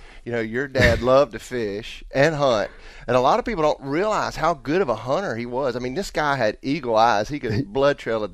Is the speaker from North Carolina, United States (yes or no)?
yes; Mooresville, North Carolina, United States; I grew up here in the South, right in the Mooresville area.